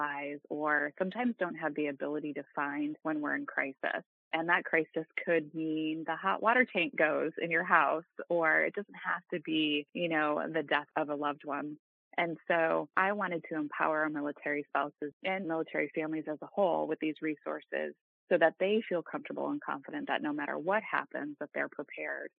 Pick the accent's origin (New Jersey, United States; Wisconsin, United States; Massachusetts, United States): Massachusetts, United States; moved away as an adult; I grew up in Massachusetts